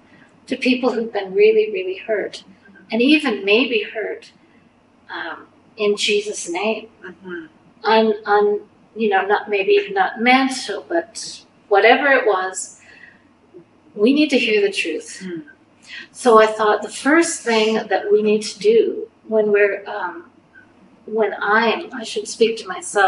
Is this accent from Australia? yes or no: no; Canada; as a Canadian